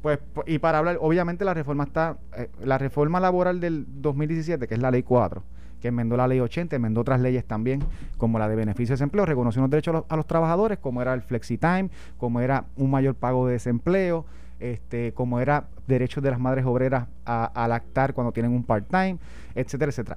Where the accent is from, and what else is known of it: Puerto Rico